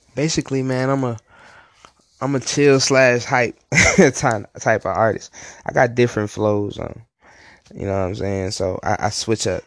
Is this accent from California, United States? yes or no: no; Virginia, United States; now in Hinesville, United States; I'm from Virginia. I've been out in the Hinesville area for a little minute